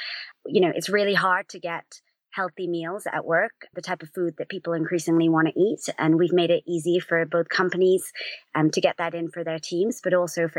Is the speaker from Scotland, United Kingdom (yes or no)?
no; London, United Kingdom; also born or lived in United States; So I actually grew up in London and was born and raised here, but spent some time in the States.